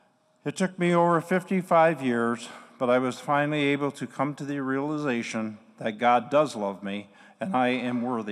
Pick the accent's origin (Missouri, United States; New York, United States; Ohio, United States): Ohio, United States; Toledo; now in Grand Rapids, United States; I was born and raised in Toledo, Ohio, along with four other siblings